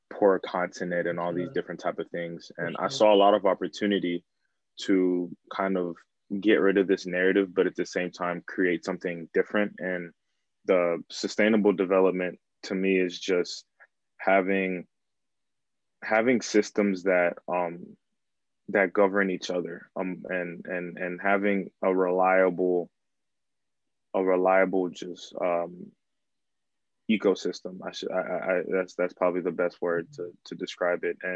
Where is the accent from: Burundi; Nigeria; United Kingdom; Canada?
Burundi; English is a second language; now in United States; Um, I'm from East Africa, country called Burundi, and I've been in the U.S. since 2005.